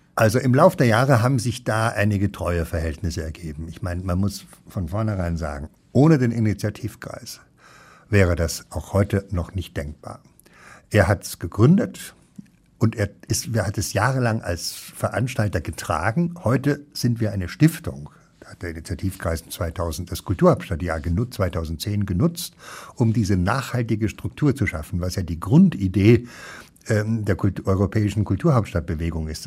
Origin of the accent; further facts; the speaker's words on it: Munich, Bavaria, Germany; moved away as an adult; also born or lived in Dießen am Ammersee / Cologne; now in Ruhr, Germany; Ich bin in München aufgewachsen